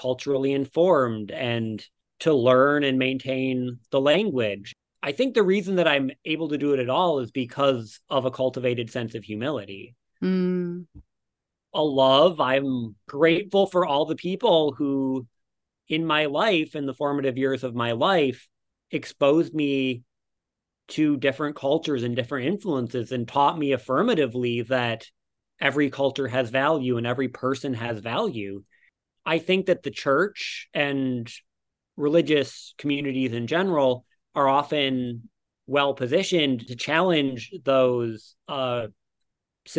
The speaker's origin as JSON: {"language": "English", "town": "Detroit", "region": "Michigan", "country": "United States", "tie": "born or raised there", "moved": "yes", "lives_now": "Brooklyn, New York, United States", "said": "I grew up in Detroit"}